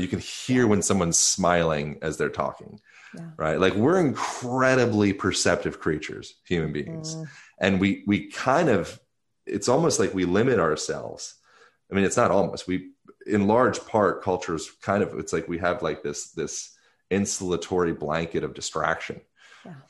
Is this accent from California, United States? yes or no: no; Lancaster, Pennsylvania, United States; moved away; also born or lived in Venice; I grew up in Lancaster, Pennsylvania